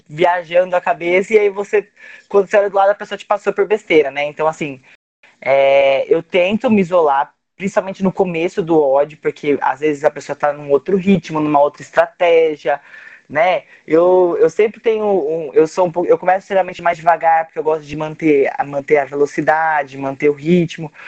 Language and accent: Portuguese; Cabreúva, São Paulo, Brazil; Eu sou de Cabreúva, da região de Jundiaí